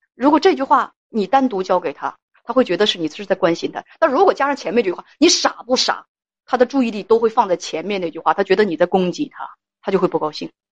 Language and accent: Chinese; Northeast China, China; accent: Northeastern dialect; 用我们东北话来讲